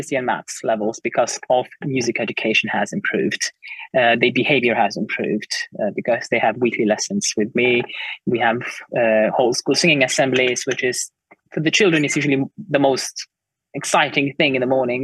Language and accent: English; Lithuania; now in United Kingdom; obviously I work in the United Kingdom, but I was brought up in Lithuania